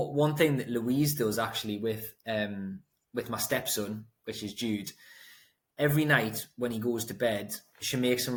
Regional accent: Newcastle upon Tyne, North East England, United Kingdom; I grew up in Throckley, Newcastle upon Tyne, if anyone knows where that is, in a block of flats

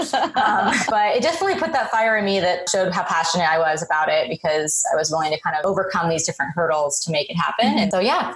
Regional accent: Colorado, United States; moved away as an adult; now in Seattle, United States; I'm come from Colorado. Was born and raised. Well, actually, I was born overseas and then grew up in in Colorado.

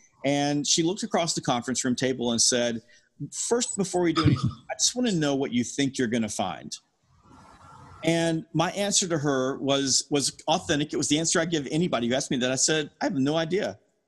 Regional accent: the South, United States; I'm from the South.

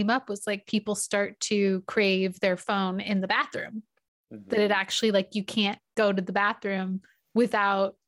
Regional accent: California, United States; I grew up in California

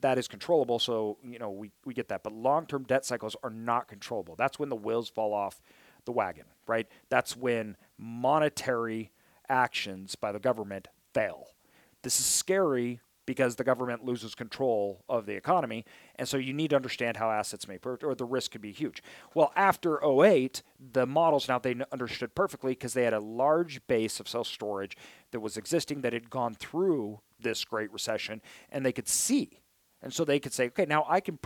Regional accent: Idaho, United States; I'm from Idaho

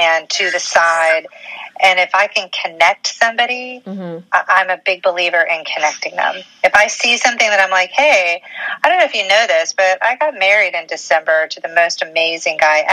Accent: Memphis, Tennessee, United States; moved away; I am from the South originally. I'm from Memphis.

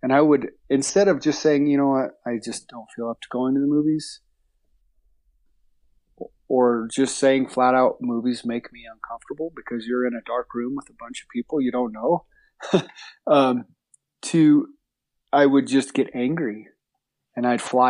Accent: New Mexico, United States; I was born in New Mexico. I grew up, my folks had horses when I was a kid

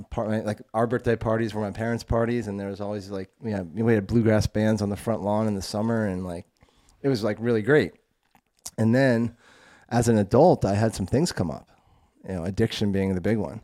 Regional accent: Vermont, United States; moved away as an adult; also born or lived in North Carolina / San Francisco / Denver; so I'm from Vermont. Grew up in very, very rural, like, small town Vermont.

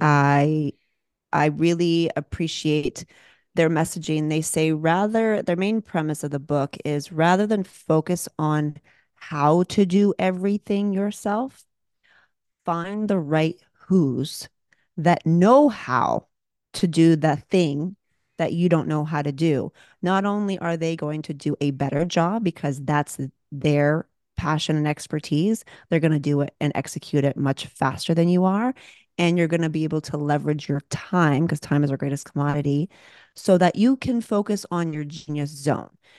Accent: Canada; moved away as an adult; now in Los Angeles, United States; I'm Canadian

